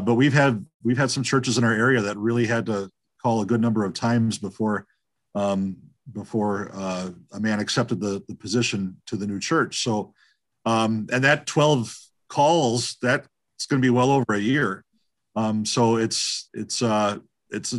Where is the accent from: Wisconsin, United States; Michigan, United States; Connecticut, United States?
Wisconsin, United States; Cedarburg; moved away as an adult; also born or lived in North Hollywood, California / Belmont, California; now in Hubertus, United States; I grew up in Cedarburg, about 20 minutes north of Milwaukee